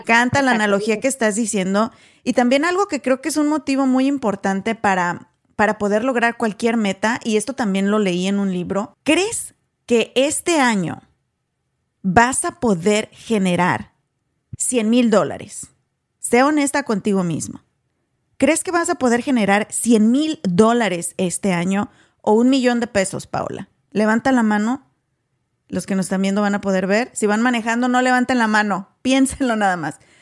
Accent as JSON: {"language": "Spanish", "country": "Mexico", "moved": "yes", "lives_now": "United States", "said": "nosotras venimos de México también"}